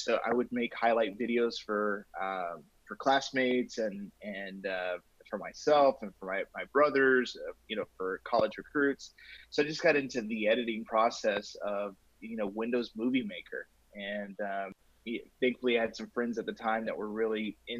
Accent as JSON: {"language": "English", "town": "San Angelo", "region": "Texas", "country": "United States", "tie": "born or raised there", "also_born_or_lived": "Springfield, Illinois / Denver", "moved": "as an adult", "said": "from San Angelo, Texas. Well, I was born in Springfield, Illinois"}